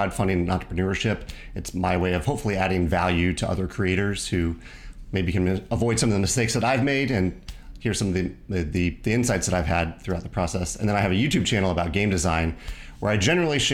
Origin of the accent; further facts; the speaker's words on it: Virginia, United States; now in Missouri, United States; I grew up in Virginia